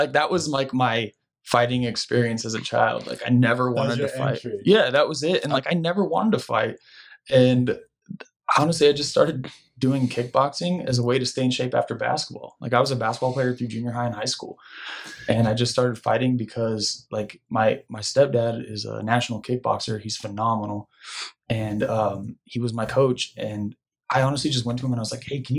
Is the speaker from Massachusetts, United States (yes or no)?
no; Tucson, Arizona, United States; Originally, I grew up and went to high school in Tucson